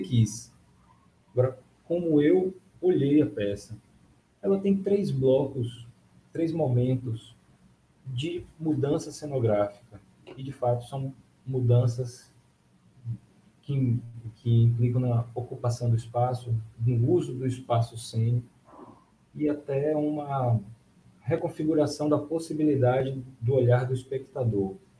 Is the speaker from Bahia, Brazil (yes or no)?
yes; Bahia, Brazil; para mim também, que sou baiano, essa referência nordestina